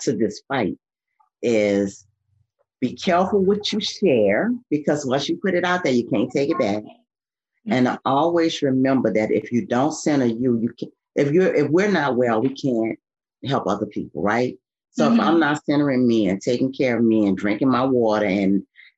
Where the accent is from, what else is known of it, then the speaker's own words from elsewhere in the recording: New Orleans, Louisiana, United States; I'm from New Orleans